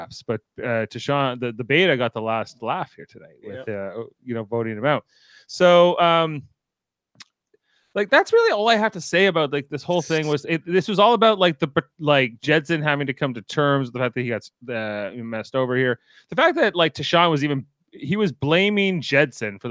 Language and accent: English; Canada; I'm Canadian.